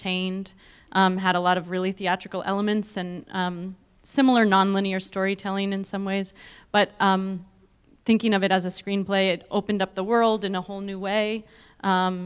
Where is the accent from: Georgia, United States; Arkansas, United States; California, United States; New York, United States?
California, United States; East Bay; moved away; I grew up in the East Bay, and so it was like returning home to make my first movie